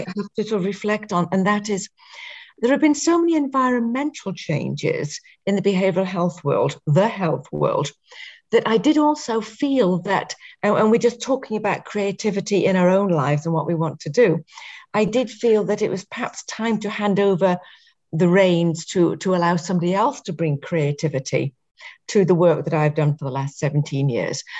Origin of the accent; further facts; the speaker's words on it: England, United Kingdom; growing up in England